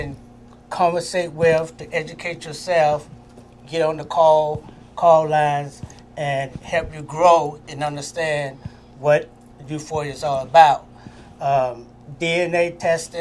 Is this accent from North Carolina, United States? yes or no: yes; North Carolina, United States; I grew up in North Carolina